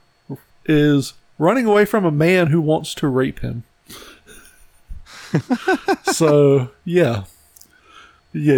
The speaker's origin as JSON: {"language": "English", "country": "United States"}